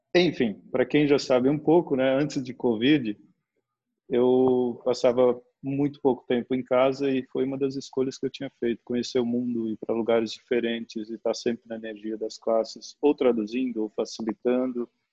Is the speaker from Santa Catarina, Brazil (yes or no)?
yes; Santa Catarina, Brazil; also born or lived in Minas Gerais; Nasci em Minas, me mudei aqui para o sul, para Santa Catarina, quando eu tinha cinco para seis anos, né? Minha mãe mudou para cá e praticamente a infância eu vivi aqui